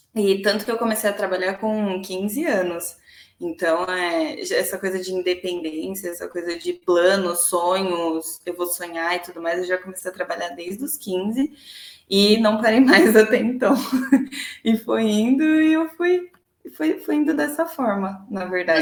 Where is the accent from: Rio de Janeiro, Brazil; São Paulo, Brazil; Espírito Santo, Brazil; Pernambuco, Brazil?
São Paulo, Brazil; Santo André; also born or lived in São Bernardo do Campo; Sempre morei em Santo André, nunca morei em outra cidade